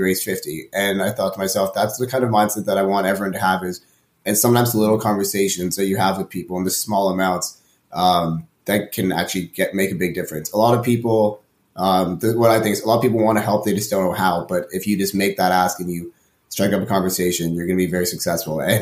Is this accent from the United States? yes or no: no; Toronto, Ontario, Canada; I've been born and raised in Toronto